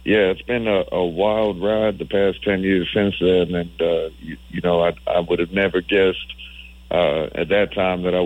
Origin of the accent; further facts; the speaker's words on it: Tampa, Florida, United States; Our first album release show in Tampa, Florida, over here in my hometown